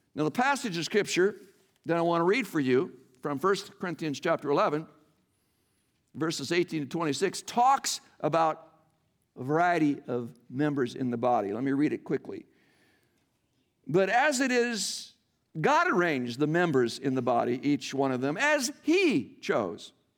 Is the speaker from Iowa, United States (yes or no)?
yes; Iowa, United States; moved away; I'm born and raised in Iowa, though most of my life I have lived elsewhere